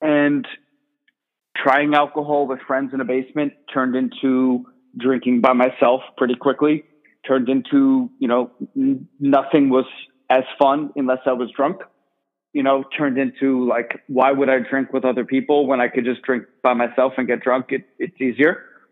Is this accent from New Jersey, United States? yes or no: yes; Millburn, New Jersey, United States; I grew up in North Jersey, Millburn, New Jersey